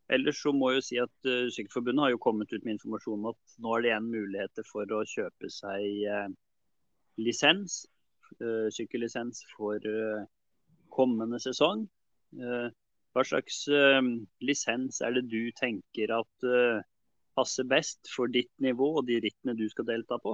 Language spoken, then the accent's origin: Norwegian; Trysil, Innlandet, Norway; Vi er jo fra Trysil